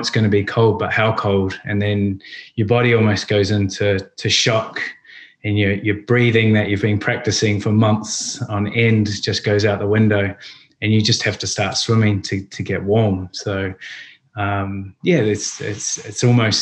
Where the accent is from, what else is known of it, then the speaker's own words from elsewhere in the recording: New Zealand; moved away as an adult; now in London, United Kingdom; being Kiwis and growing up in New Zealand